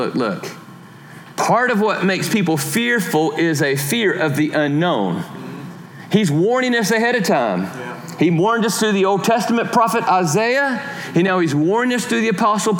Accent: Georgia, United States; I am from Georgia

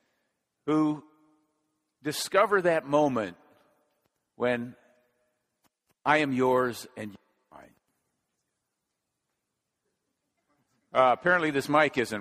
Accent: Minnesota, United States; moved away; I grew up in Minnesota

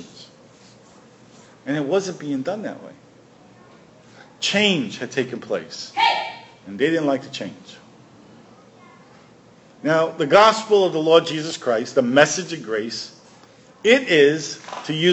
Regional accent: New York, United States; I grew up in New York

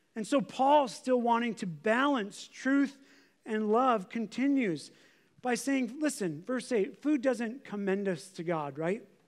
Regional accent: United States; As Americans

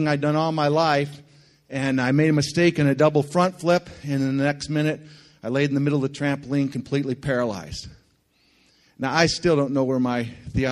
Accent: Linden, Michigan, United States; moved away as an adult; also born or lived in Thailand / Philippines; I was born and raised in this area. I grew up on Lake Shannon, went to Linden Schools my whole life

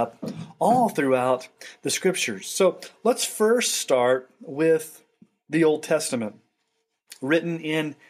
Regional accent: Texas, United States; When I was a kid and I was growing up in Texas

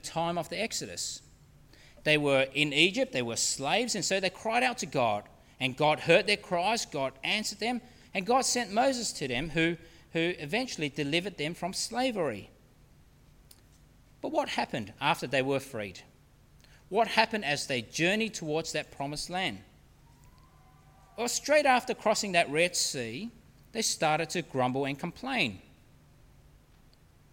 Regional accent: Australia; being Australian

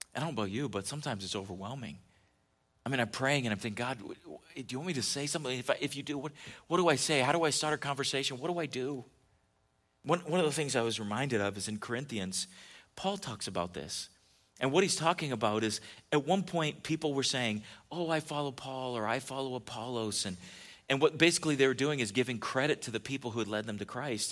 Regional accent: California, United States; moved away; when I was a kid growing up in California

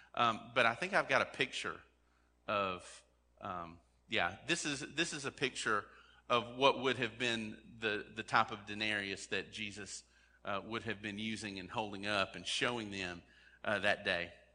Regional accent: United States

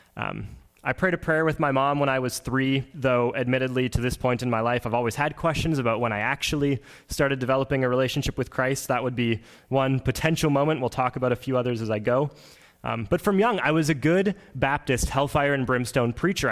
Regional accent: Oakbank, Manitoba, Canada; I'm from Oak Bank, Manitoba, so really not that far from here. It was about a 35, 40 minute drive this morning, um, and I grew up on a grain farm.

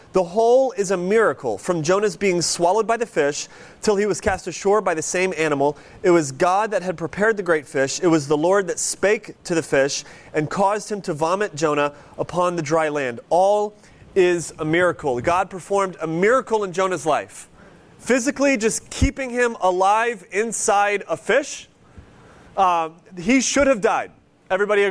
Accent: near Cleveland, Ohio, United States; moved away; When I grew up near Cleveland

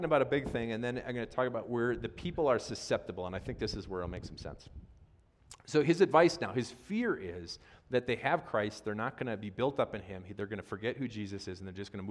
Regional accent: Wisconsin, United States; I'm from Wisconsin

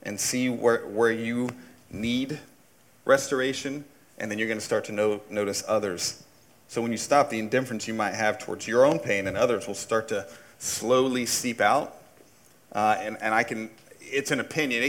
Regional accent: Indiana, United States; I grew up in Indiana. There's a couple things we do in Indiana

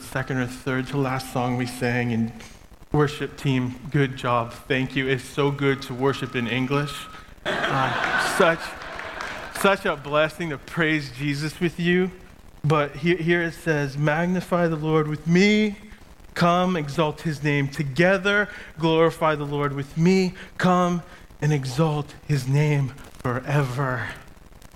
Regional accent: Maine, United States; moved away as an adult; now in Ukraine; I'm originally from Maine. I grew up as a farm boy.

